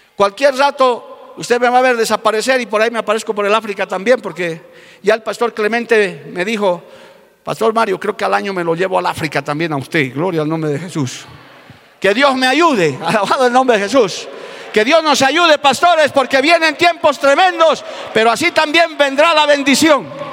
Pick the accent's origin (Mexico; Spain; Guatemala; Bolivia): Bolivia; Porque yo sé que en mi país hay gente que ama la obra misionera